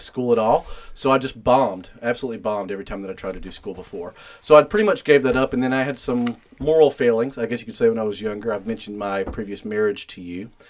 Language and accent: English; Spartanburg, South Carolina, United States; born and raised in Spartanburg, South Carolina